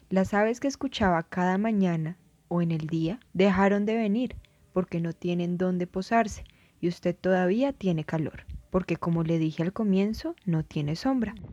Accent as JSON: {"language": "Spanish", "town": "Chimichagua", "region": "Cesar", "country": "Colombia", "said": "tengo 24 años, soy de Chimichagua, Cesar"}